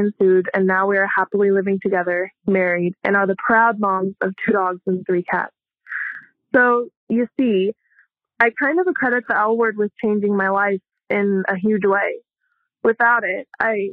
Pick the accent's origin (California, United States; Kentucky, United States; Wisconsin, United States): California, United States; Southern; now in Phoenix, United States; I hail from Southern California